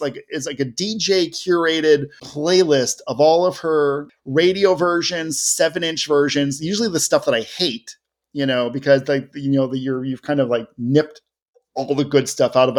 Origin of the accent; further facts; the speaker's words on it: Cleveland, Ohio, United States; I was very proud to grow up in Cleveland